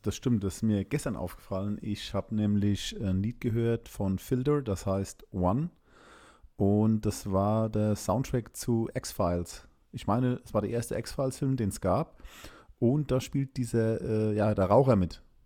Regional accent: Germany; also born or lived in Landstuhl, Rhineland-Palatinate; bei uns in Deutschland

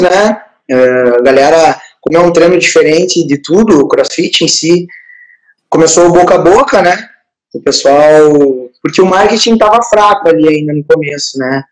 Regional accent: Palmeira das Missões, Rio Grande do Sul, Brazil; sou de Palmeira das Missões, nasci em 94

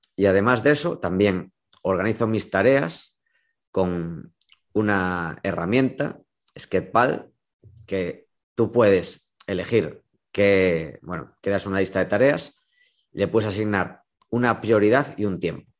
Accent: A Coruña, Galicia, Spain; also born or lived in Vigo; yo soy de Coruña

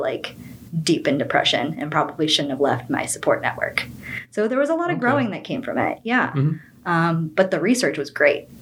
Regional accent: Boca Raton, Florida, United States; moved away as an adult; also born or lived in Miami; now in Melbourne, United States; I grew up in Boca Raton, Florida

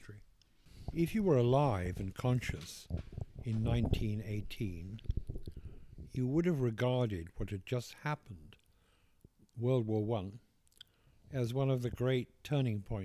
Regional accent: England, United Kingdom; accent: posh English

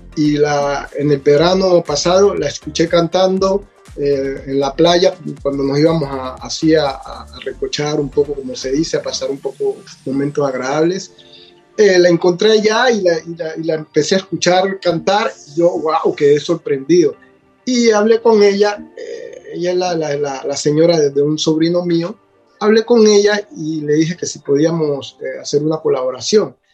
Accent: Buenaventura, Valle del Cauca, Colombia; also born or lived in Italy; now in Vancouver, Canada; yo soy de Buenaventura

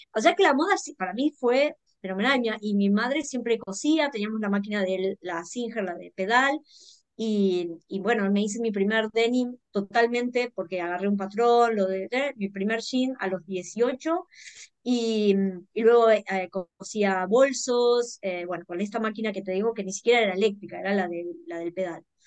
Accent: Bahía Blanca, Buenos Aires Province, Argentina; en un pueblo chico, como yo soy de Bahía Blanca

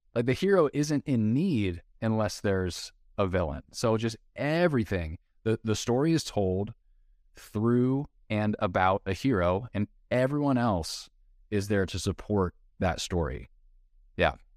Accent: Southern California, United States; moved away as an adult; now in Nashville, United States; I grew up in Southern California, went to the University of Southern California, U S C, which was my dream school

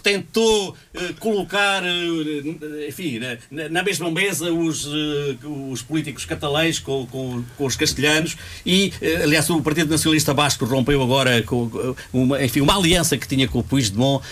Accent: Portugal; Sou português

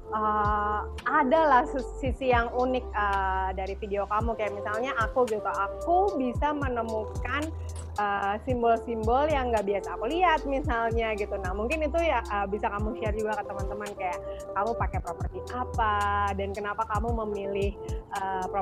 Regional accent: Jakarta, Indonesia; also born or lived in Yogyakarta; aku kan lahir besar di Jakarta cuman aku merit tinggal di Jogja tapi sekarang aku balik lagi ke Jakarta

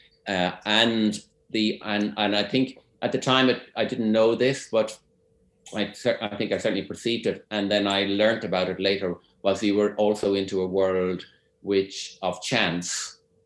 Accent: Dublin, Leinster, Ireland; moved away as an adult; also born or lived in Cork / California; I'm from Dublin. I went to Cork in 1986 to study music, and then apart from 2 years in California, I remained there until just a few years ago

